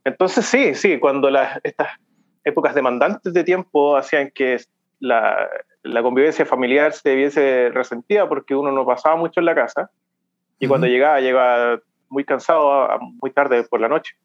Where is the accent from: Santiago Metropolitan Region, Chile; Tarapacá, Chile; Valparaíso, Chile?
Santiago Metropolitan Region, Chile; Santiago; moved away as an adult; also born or lived in Concepción / Machalí; now in Canada; comencé en Santiago, donde yo nací en Santiago, me crié ahí